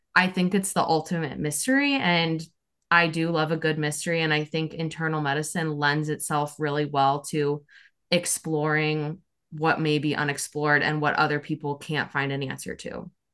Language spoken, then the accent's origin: English; Omaha, Nebraska, United States; moved away as an adult; also born or lived in Chicago, Illinois; now in South Carolina, United States; So I'm originally from Omaha, Nebraska